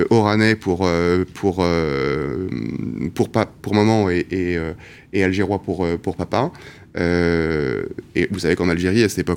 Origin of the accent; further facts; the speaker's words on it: Casablanca, Casablanca-Settat, Morocco; Et, donc j'ai passé mon enfance au Maroc, à Casablanca.